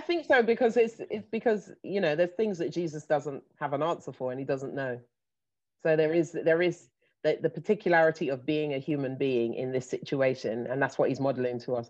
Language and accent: English; London, United Kingdom; I'm based, I live in London, born and raised